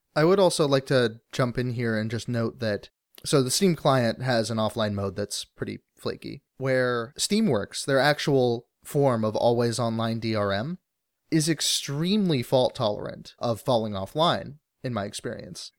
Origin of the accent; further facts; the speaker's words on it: Alaska, United States; moved away; growing up in Alaska